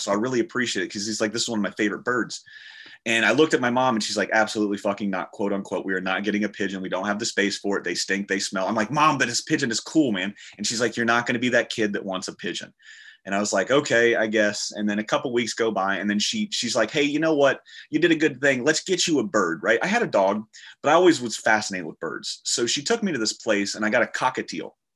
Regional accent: the South, United States; I'm from the South and this is what we do. We sit in a rocking chair, we sip sweet tea

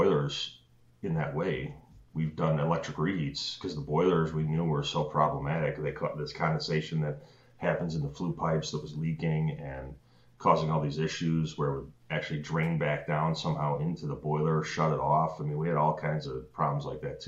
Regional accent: Chicago, Illinois, United States; born and raised in Chicago.

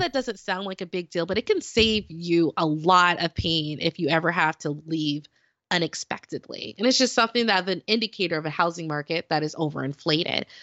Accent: Las Vegas, Nevada, United States; moved away as an adult; also born or lived in Dayton, Ohio; I'm from Las Vegas

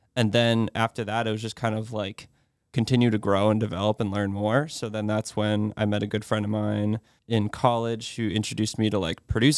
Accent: Westford, Massachusetts, United States; I grew up in Westford, Massachusetts, home of Neshoba Valley ski area and Kimball's ice cream.

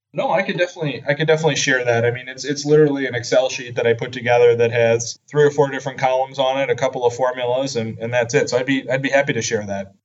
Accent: Madison, Wisconsin, United States; moved away as an adult; also born or lived in San Francisco area, California; I grew up in Madison, Wisconsin

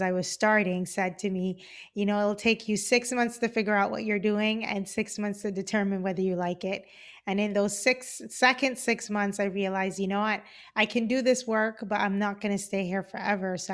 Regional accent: Cayman Islands; moved away; I am originally from the Cayman Islands. I grew up in Grand Cayman.

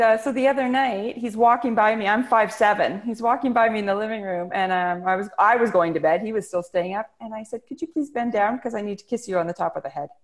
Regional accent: British Columbia, Canada; I'm Canadian, and I uh, grew up in a tiny little town in British Columbia

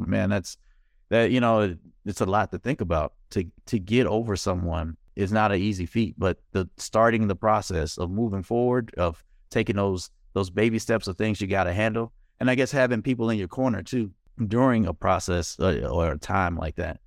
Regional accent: Mississippi, United States; I'm from Mississippi

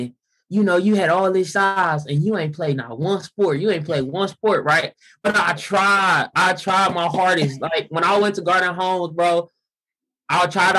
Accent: Milwaukee, Wisconsin, United States; I was born and raised here in Milwaukee

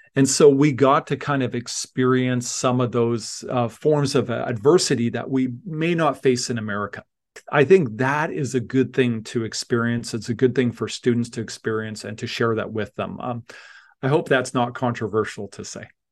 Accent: Leduc, Alberta, Canada; moved away; also born or lived in Tanzania; I grew up in Leduc, Alberta. I'm, I was a farm kid

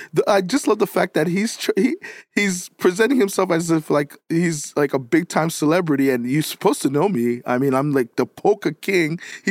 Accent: New York, United States; I'm from New York.

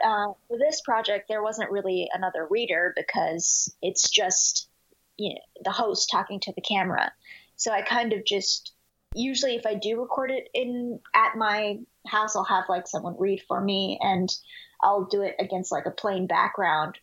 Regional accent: Dallas, Texas, United States; also born or lived in Houston, Texas; I was born in Houston, Texas, but uh, we moved to Dallas when I was really young, probably three years old.

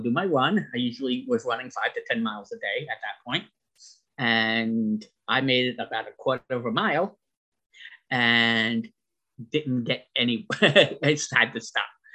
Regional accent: Long Island, New York, United States; I was born and raised on Long Island, New York

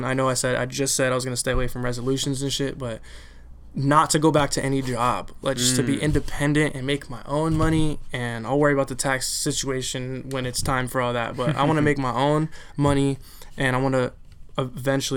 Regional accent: California, United States; I'm from Cali

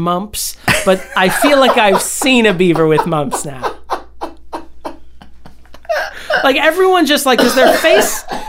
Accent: Scotland, United Kingdom; Yeah, but I'm Scottish, so it gets a lot of stuff.

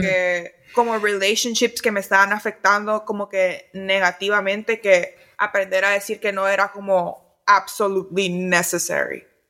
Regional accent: Honduras; moved away; como casi no he vivido en Honduras

